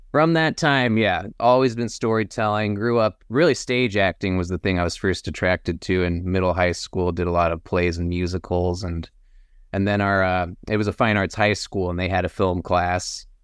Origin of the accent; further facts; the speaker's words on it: Austin, Texas, United States; now in Los Angeles, United States; we were both Texas boys. Uh, I grew up in Austin